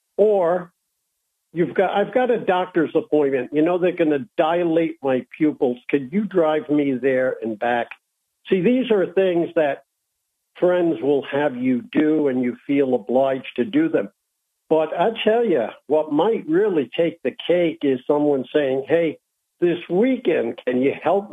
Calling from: Peoria, Illinois, United States; calling from Peoria, Illinois.

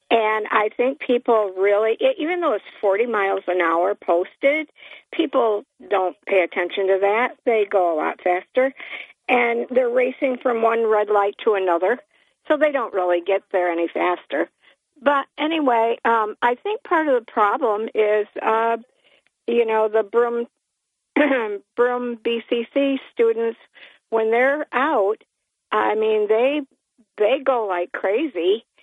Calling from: Port Dickinson, New York, United States; … from Port Dick.

